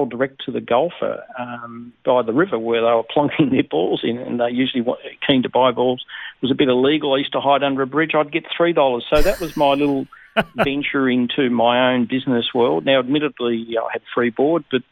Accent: Kingston, Tasmania, Australia; also born or lived in Netherlands; I was born in Holland, and my parents migrated to Tasmania when I was five. So I was brought up really in Tasmania and in a place called Kingston

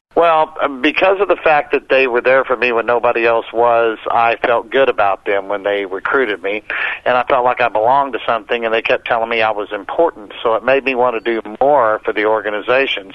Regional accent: Oklahoma, United States; growing up in the South in Oklahoma.

